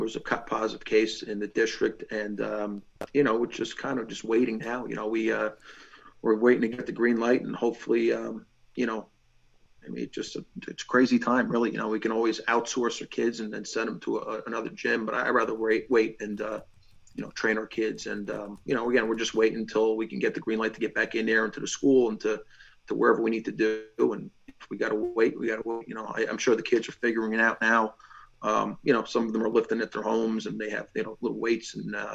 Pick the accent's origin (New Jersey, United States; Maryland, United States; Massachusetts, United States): New Jersey, United States; Fair Lawn; We actually we're both from Fairlawn